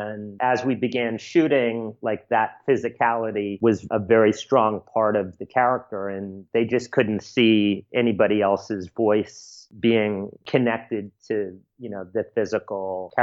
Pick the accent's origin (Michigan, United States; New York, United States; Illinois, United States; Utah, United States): New York, United States; New York City; also born or lived in Sag Harbor / Venice, California; I grew up primarily in the East Village in New York City